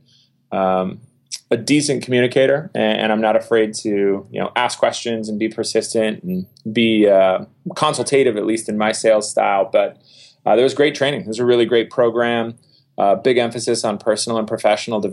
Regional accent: Minnetonka, Minnesota, United States; I'm originally from Minnetonka, Minnesota, a west suburb of Minneapolis

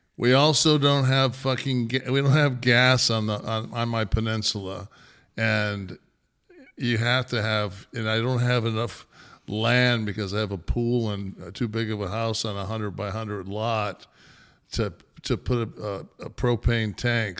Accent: Detroit, Michigan, United States; I was born in Hartford Hospital in Detroit

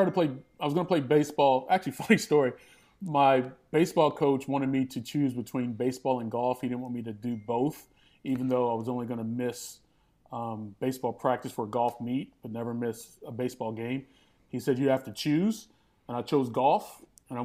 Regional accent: White Plains, Kentucky, United States; I'm from Hopkins County. I grew up in White Plains, Kentucky, which is in the southern portion of the county. But I usually tell people Madisonville because it's just, you know, the biggest town we have in that county.

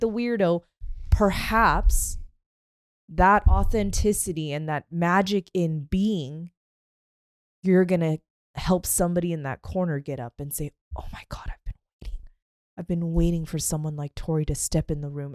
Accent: Pacific Northwest, United States; I grew up in the Pacific Northwest with the trees

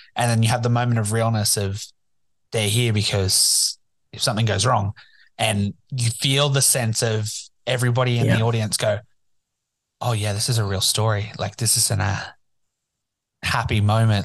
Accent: Newcastle, New South Wales, Australia; it's my hometown

